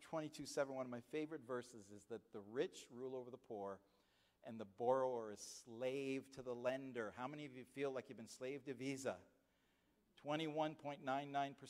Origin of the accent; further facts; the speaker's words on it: Nova Scotia, Canada; But I'm from Canada. I was born in Nova Scotia.